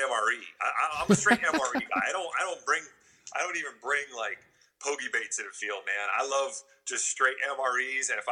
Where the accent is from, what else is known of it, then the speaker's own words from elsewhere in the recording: New Haven, Connecticut, United States; now in Louisville, United States; born and raised New Haven, Connecticut